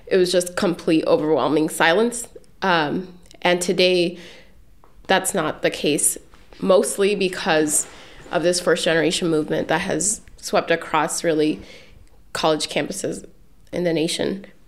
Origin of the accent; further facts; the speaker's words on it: Newark, New Jersey, United States; moved away; I'm originally from Newark, New Jersey. Grew up in a two-family home in Habitat Humanity Home.